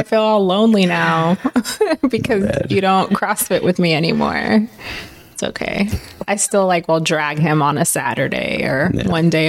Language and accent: English; Oakland, California, United States; moved away as an adult; also born or lived in Berkeley / Michigan; now in Las Vegas, United States; I grew up in the Bay Area. I grew up in Oakland, Berkeley. Yeah, I grew up there.